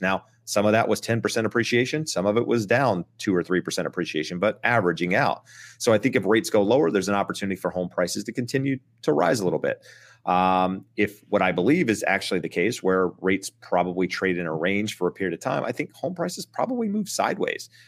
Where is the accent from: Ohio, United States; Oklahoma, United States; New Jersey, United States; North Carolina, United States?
North Carolina, United States; Eastern; moved away; I'm from Eastern North Carolina. I'm from a very rural, small town